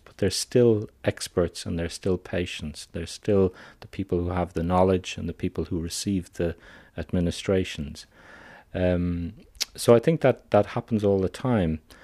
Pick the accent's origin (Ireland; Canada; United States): Ireland; I'm an Irish psychiatrist